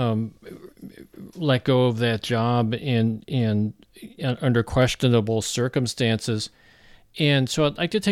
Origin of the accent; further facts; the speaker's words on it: Missouri, United States; Missouri, my home state here